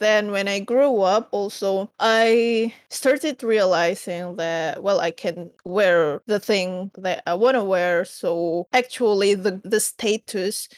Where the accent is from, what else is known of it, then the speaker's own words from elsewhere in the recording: Indonesia; I'm from Indonesia and currently I live in Jakarta because I work in Jakarta.